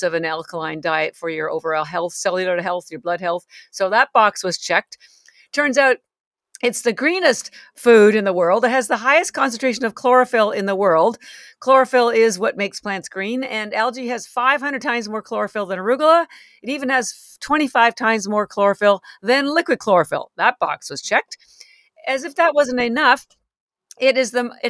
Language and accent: English; Canada; moved away as an adult; now in Boston, United States; I'm actually Canadian, although I have lived in Boston for 33 years.